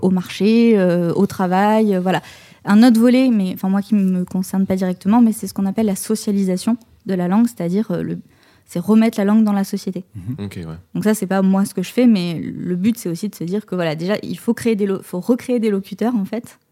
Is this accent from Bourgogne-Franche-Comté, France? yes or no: no; Pessac, Nouvelle-Aquitaine, France; j'ai grandi à Pessac